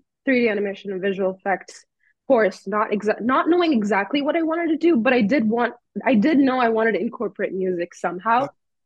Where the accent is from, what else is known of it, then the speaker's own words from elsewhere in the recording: California, United States; born there; also born or lived in Texas / India; now in New York, United States; I was born in California, lived there for a while, and then I moved to Texas, lived there for a while. I even lived in India for a couple of years, and then for college, I moved to New York.